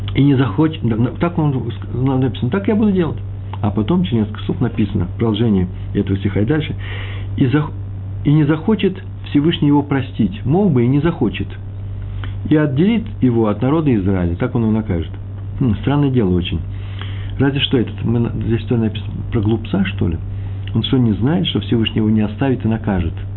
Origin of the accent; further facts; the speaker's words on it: Russia; мое русское нутро, я из России, русскоговорящий человек